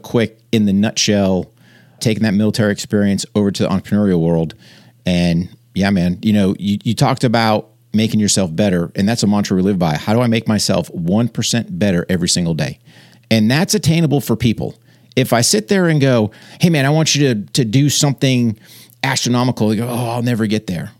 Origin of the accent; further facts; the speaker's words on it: New Hampshire, United States; moved away; I grew up in New Hampshire, wrestled as a kid, joined the Army in nineteen eighty-eight